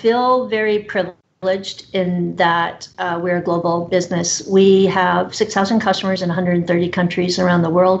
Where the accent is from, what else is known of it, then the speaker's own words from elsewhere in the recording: Canada; two-thirds of my employee base are here in Vancouver, and I'm a fiercely loyal Canadian